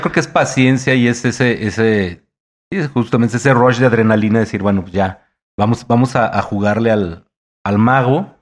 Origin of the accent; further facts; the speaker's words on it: Mexico; por ser mexicano